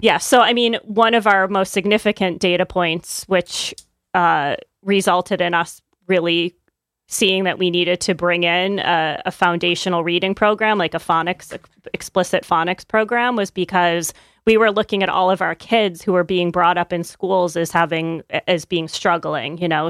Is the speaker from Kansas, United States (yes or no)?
no; upstate New York, United States; now in Connecticut, United States; I'm not from Connecticut. I grew up in upstate New York